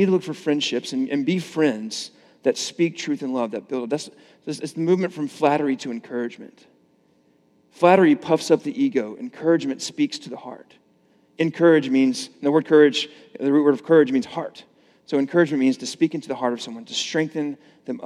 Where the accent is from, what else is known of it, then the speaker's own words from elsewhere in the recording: the South, United States; I grew up in the South